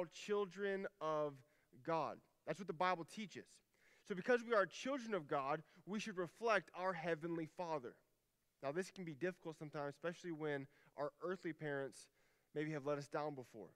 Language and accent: English; Alaska, United States; moved away; I'm from Alaska